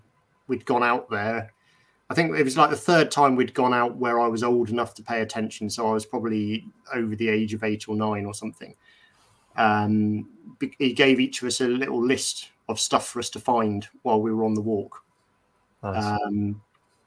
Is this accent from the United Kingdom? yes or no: yes; Bournemouth, South West England, United Kingdom; I grew up in Bournemouth, so the New Forest is not that far away